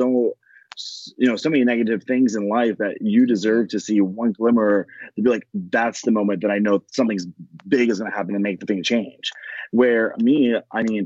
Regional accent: Pasco County, Florida, United States; also born or lived in Tampa, Florida / Memphis, Tennessee; I lived in Florida my whole life. I grew up in Pasco County, which is very predominantly white

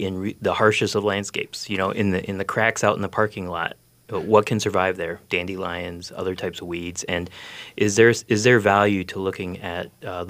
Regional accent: Midwest, United States; Also being from the United States and growing up in the Midwest

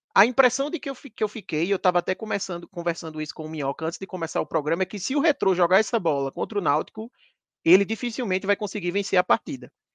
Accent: Campina Grande, Paraíba, Brazil; also born or lived in Recife; now in São Paulo, Brazil; eu sou de Recife, mas morei a maior parte da minha vida em Campina Grande, minha família ainda mora em Campina Grande, e eu atualmente moro em São Paulo

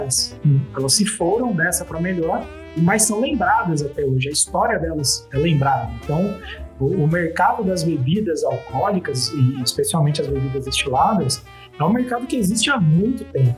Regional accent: Brazil; A gente, como brasileiro

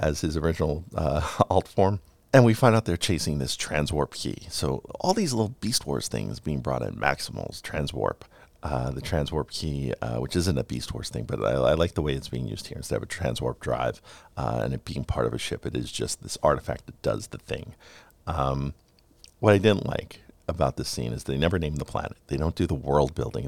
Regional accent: New York City, New York, United States; 90s New York, where I grew up. I grew up in Queens, but just over the Queens-Brooklyn border.

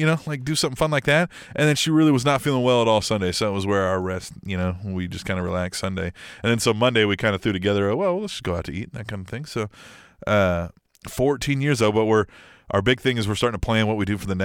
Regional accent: Midwest, United States; us Midwestern boys

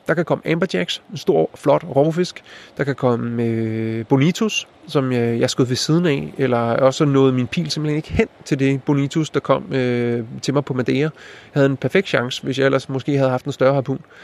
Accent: Denmark; som dansker

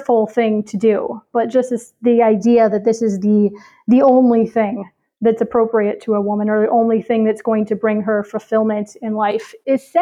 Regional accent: Chicago, Illinois, United States; I'm from Chicago

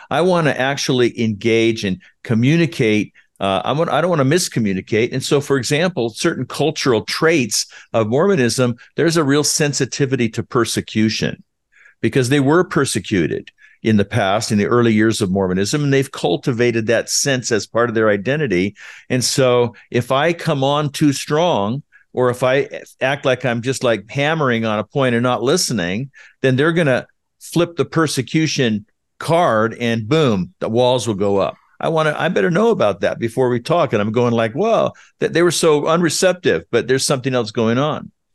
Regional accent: California, United States; moved away as an adult; now in Utah, United States; I was born in Utah, but raised in California

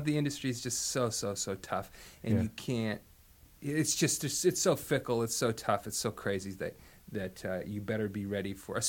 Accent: Los Angeles, California, United States; also born or lived in Canada; I was born there in St. Joe's Hospital in an undisclosed year. And I grew up there a little bit, and I also grew up in Los Angeles.

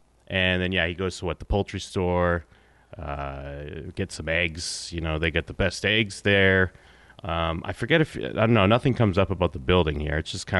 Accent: Abington, Massachusetts, United States; I'm from Abington, Mass, next town over.

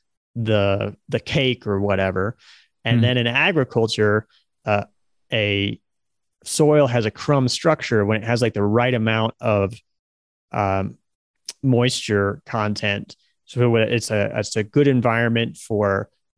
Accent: Nebraska, United States; I was born and raised in Nebraska

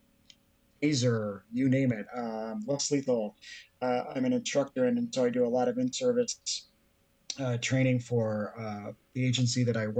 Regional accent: just outside of Chicago, Illinois, United States; I'm from the People's Republic of the great failing state of Illinois. just outside of Chicago.

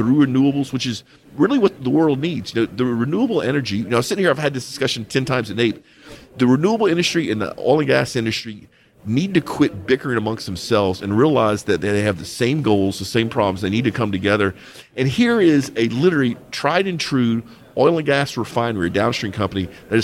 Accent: United States; as an American

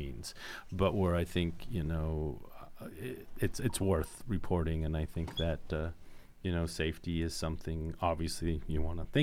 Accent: Indiana, United States; we're from Indiana

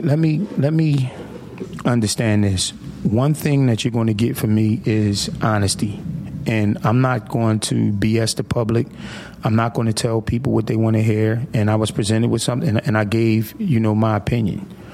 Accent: Atlantic City, New Jersey, United States; I was born in Atlantic City. Um, I grew up in a you know in the Virginia Avenue core area in the '80s

